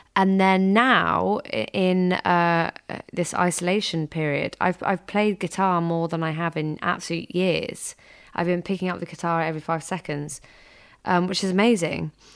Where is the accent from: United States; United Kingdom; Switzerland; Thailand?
United Kingdom; I'm this British girl